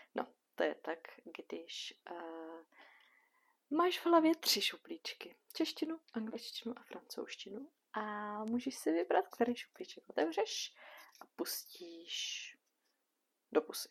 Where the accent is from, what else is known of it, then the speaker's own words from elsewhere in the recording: Bohemia, Czechia; u nás v Čechách